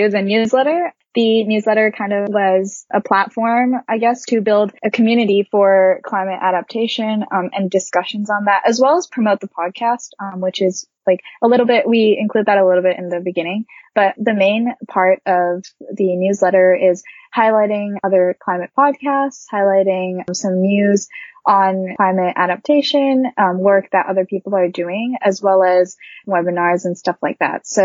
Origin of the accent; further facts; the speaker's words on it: Japan; English is a second language; now in Boston, United States; So I'm originally from Japan. I'm Japanese, but I've lived in several different countries growing up because of my dad's job.